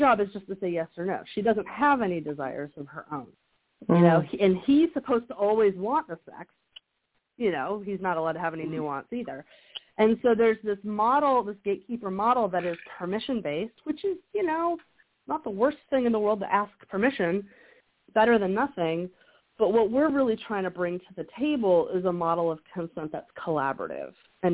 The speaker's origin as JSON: {"language": "English", "region": "the South", "country": "United States", "tie": "born or raised there", "said": "I grew up in the South, and so there's a lot of evangelical purity culture around"}